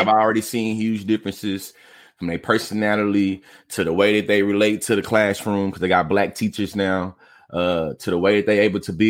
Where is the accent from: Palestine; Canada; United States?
United States; Bryan, Texas; also born or lived in Oklahoma; now in Houston, United States; Born and raised in Bryan, Texas